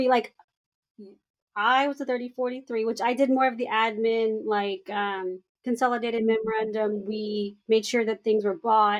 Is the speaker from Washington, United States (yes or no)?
no; California, United States; I was born in California